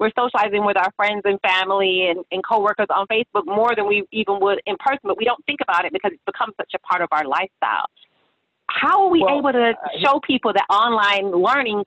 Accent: Fort Lauderdale, Florida, United States; now in West Palm Beach, United States; I'm in West Palm Beach, but I'm from Fort Lauderdale

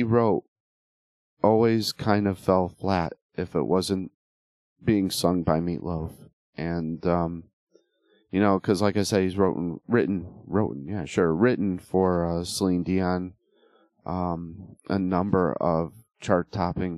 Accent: Connecticut, United States; now in Western Tennessee, United States; I was born and raised in Connecticut. I'm now living in Western Tennessee

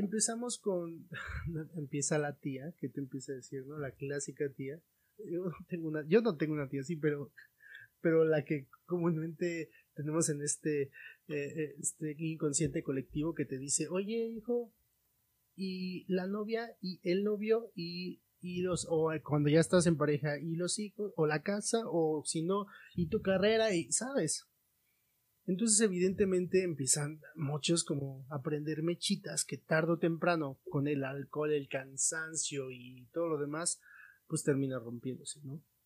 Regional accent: Mexico; como familia mexicana, familia latina

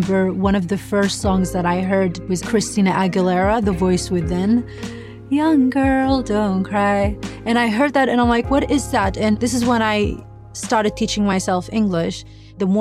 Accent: Baghdad, Baghdad Governorate, Iraq; moved away as an adult; now in United States; I'm from Baghdad, Iraq

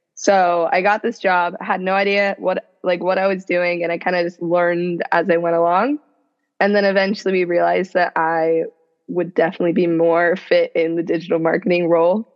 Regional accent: Seattle, Washington, United States; moved away as an adult; now in Los Angeles, United States; I'm originally from Seattle, which is where I grew up

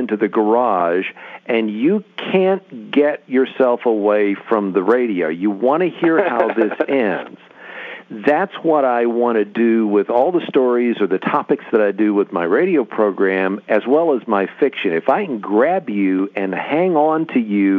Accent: West Virginia, United States; now in Arizona, United States; I grew up in West Virginia, which is a very, my mom was a big reader, but it's an oral culture

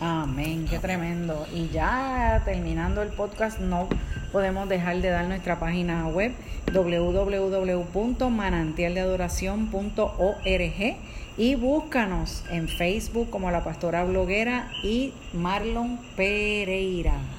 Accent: Puerto Rico; nosotros somos de Puerto Rico y en el 2017 nosotros pasamos por el huracán María.

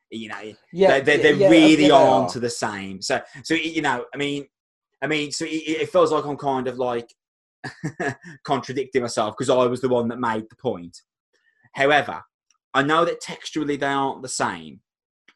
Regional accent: Wolverhampton, West Midlands, United Kingdom; I'm from Wolverhampton

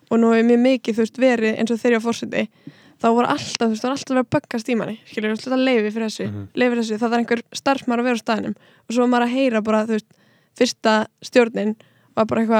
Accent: Kópavogur, Capital Region, Iceland; ég er núri úr Kópaví

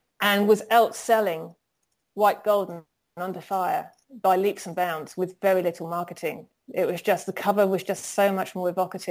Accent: United Kingdom; I'm a Brit, you know, I use English, not American English

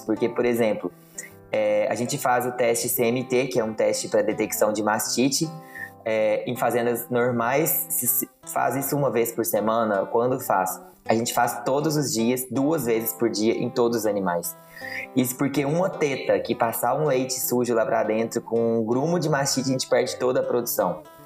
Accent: São Roque de Minas, Minas Gerais, Brazil; also born or lived in Belo Horizonte; eu sou nascida e criada aqui em São Roque de Minas

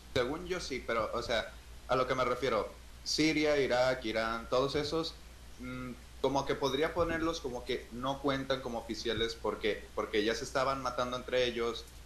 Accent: Mexico

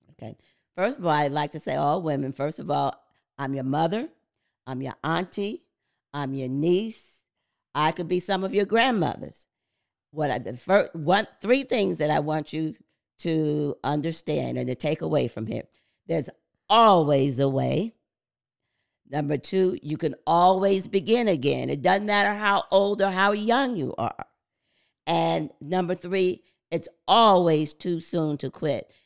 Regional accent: Paterson, New Jersey, United States; I'm from the Christopher Columbus Projects, the C C P, Building four fifteen C, Patterson, New Jersey. Grew up in po-, poverty

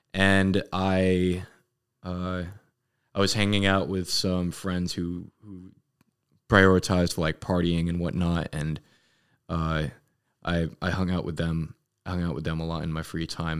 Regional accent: Los Angeles, California, United States; moved away as an adult; I was born in Los Angeles, uh, California, and I lived there all eighteen years of my, of my young, young child life

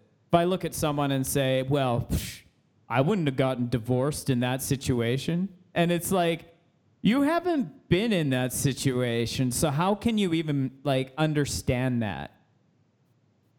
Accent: Canada; I'm a Canadian

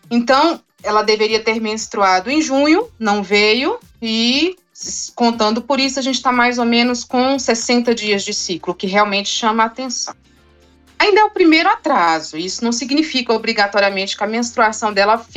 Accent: Brasília, Federal District, Brazil; Eu sou de Brasília

